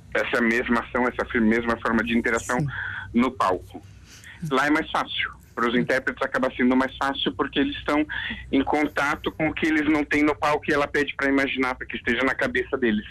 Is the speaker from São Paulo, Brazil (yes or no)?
yes; São Paulo, Brazil; now in Portugal; São Paulo, que é de onde eu venho